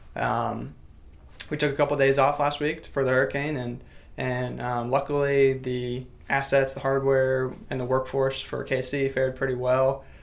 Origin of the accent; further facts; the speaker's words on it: Titusville, Florida, United States; I'm actually from Titusville, so I grew up in the space, you know, off, off the Space Coast